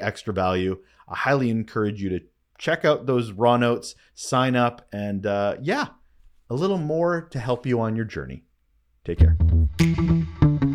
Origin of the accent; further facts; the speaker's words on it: Canada; I am Canadian